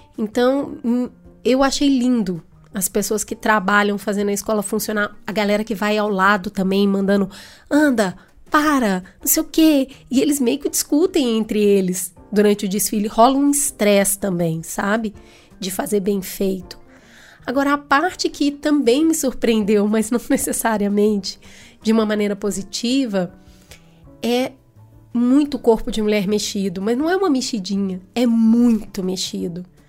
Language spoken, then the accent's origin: Portuguese; Belo Horizonte, Minas Gerais, Brazil; Eu também sou de Belo Horizonte